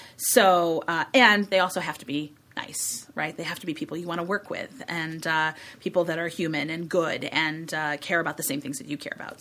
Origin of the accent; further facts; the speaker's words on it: Chicago, Illinois, United States; I grew up in Hyde Park